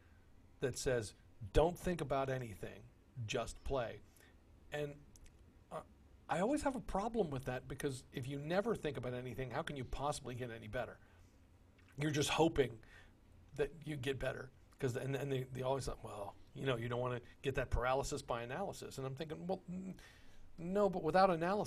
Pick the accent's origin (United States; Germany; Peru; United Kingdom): United States; Texas; I consider myself as a born and raised a proud Texan